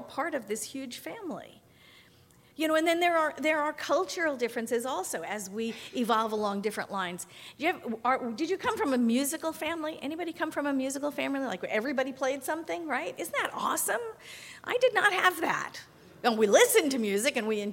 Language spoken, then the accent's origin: English; New York, United States; first language English; I grew up in New York. I spoke English